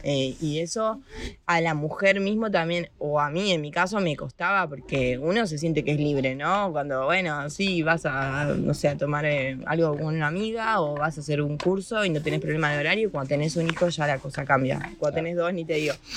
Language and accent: Spanish; Argentina; moved away as an adult; now in Spain; nos vamos de Argentina. Así que, nada, estoy acá.